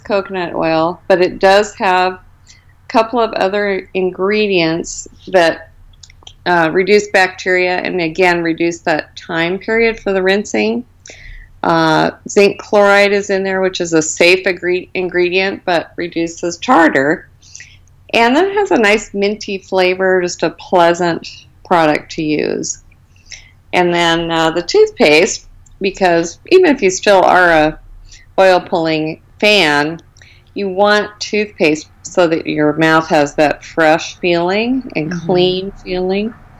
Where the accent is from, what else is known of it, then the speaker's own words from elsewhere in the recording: Arizona, United States; I grew up in Arizona, and so I've basically been here my whole life